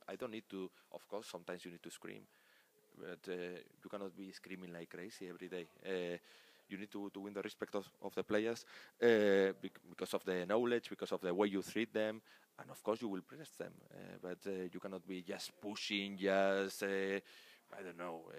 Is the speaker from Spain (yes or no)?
yes; Spain; English is a second language; moved away